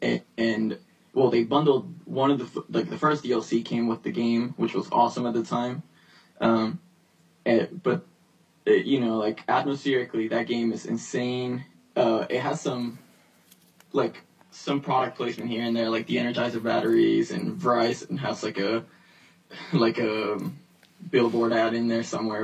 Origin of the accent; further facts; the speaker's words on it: New York, United States; I grew up in New York